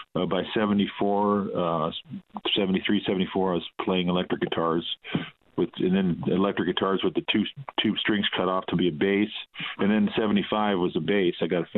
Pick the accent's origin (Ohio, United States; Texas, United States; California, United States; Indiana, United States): California, United States; Pasadena; also born or lived in Hawaii / Tokyo, Japan / Altadena; It was 117 degrees when I was born in late September. And, you know, I spent a lot of my life here. Lived in Hawaii for a little bit, in Tokyo, Japan. But it's always been back here to Pasadena. Actually, Altadena, is where I live.